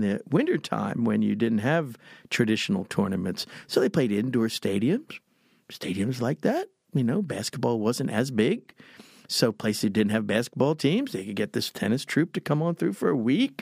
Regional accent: Texas, United States; I'm from Texas and I talk, I talk funny.

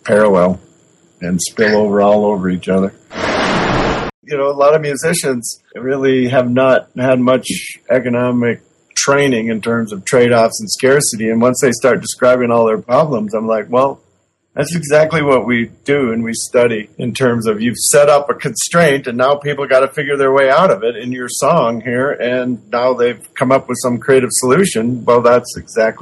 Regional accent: Duluth, Minnesota, United States; moved away as an adult; also born or lived in Sweden; now in Wyoming, United States; I grew up in near Duluth, Minnesota.

